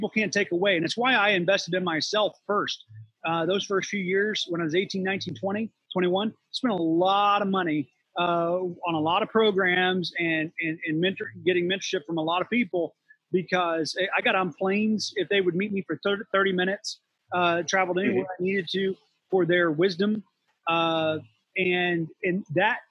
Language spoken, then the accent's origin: English; West Virginia, United States; now in Florida, United States; I grew up in West Virginia